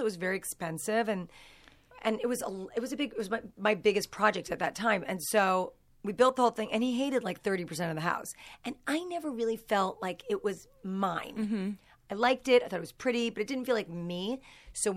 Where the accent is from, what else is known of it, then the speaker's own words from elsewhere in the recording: East Coast, United States; moved away; I'm from the East Coast. We call them a basement.